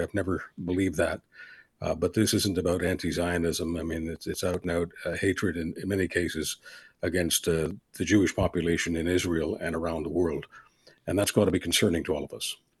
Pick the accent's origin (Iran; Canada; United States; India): Canada; as a Canadian